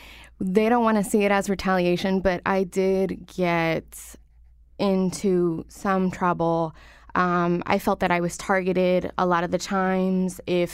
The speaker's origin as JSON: {"language": "English", "town": "Waterbury", "region": "Connecticut", "country": "United States", "tie": "born or raised there", "also_born_or_lived": "Hartford", "said": "I was born here in Hartford, raised in Waterbury, to a low-income family"}